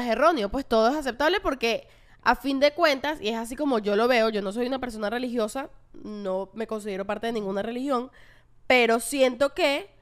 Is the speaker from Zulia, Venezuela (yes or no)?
no; Caracas, Capital District, Venezuela; los que las que somos de Caracas